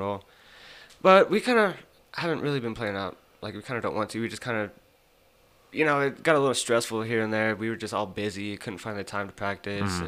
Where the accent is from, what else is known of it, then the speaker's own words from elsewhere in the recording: Amarillo, Texas, United States; Born and raised in Amarillo